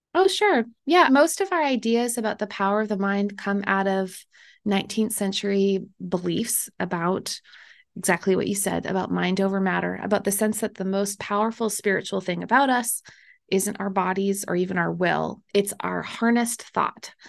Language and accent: English; Manitoba, Canada; I'm Canadian and I'm from the very middle, the part that nobody goes